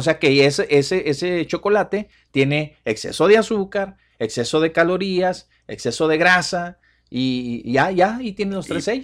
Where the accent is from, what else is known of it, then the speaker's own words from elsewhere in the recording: Mexico; nosotros como mexicanos